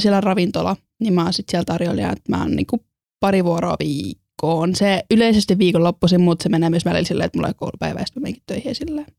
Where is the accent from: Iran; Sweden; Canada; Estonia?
Estonia; also born or lived in Salo, Finland; now in Turku, Finland; mä oon Virosta alun perin.